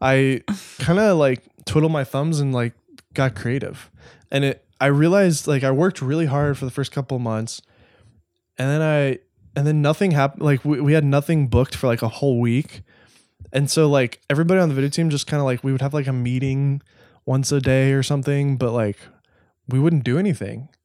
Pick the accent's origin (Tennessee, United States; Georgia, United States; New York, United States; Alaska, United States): Tennessee, United States; Nashville; also born or lived in Los Angeles; I grew up in Nashville. I was only two when we moved.